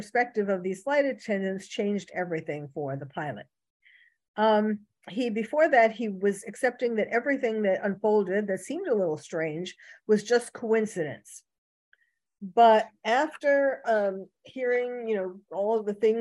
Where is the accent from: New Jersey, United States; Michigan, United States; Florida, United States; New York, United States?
New York, United States; New York City; now in California, United States; I was originally born and bred in New York City